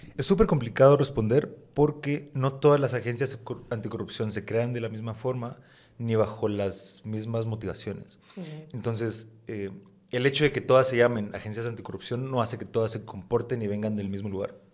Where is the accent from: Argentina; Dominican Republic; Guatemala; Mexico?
Guatemala; yo soy guatemalteco